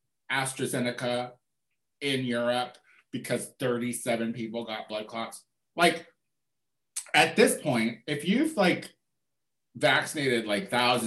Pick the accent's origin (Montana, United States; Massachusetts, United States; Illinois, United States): Illinois, United States; Chicago; I'm from Chicago